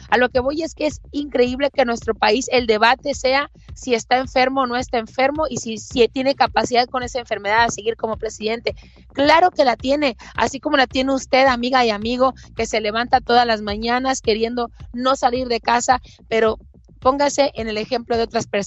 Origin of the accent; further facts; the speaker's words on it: Mexico; creo que en el lapso de vida que me ha tocado vivir en mi país ya me tocó un presidente de cuarenta y tantos como es Peña Nieto, ya me tocó un presidente de sesenta y tantos como Vicente Fox